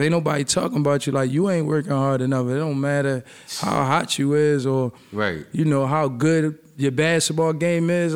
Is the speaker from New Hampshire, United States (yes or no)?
no; Philadelphia, Pennsylvania, United States; I'm from Philly